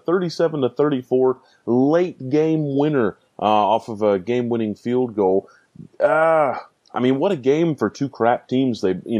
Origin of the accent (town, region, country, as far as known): United States